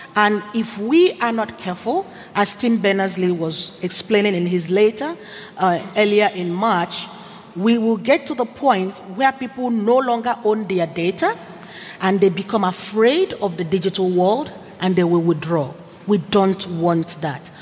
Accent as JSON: {"language": "English", "country": "Nigeria", "moved": "yes", "said": "I'm originally Nigerian"}